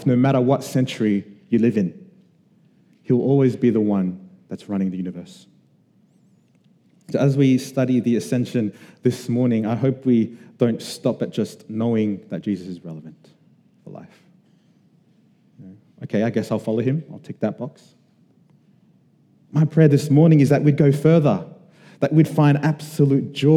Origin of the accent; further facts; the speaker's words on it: Sydney, New South Wales, Australia; we were Samoan kids growing up in Western Sydney